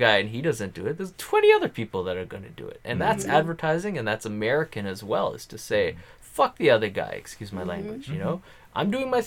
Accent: Canada; I'm being Canadian

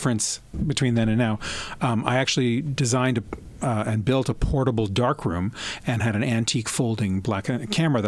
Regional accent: Toronto, Ontario, Canada; also born or lived in Montreal / France; I was from Montreal originally, but I grew up here in Toronto

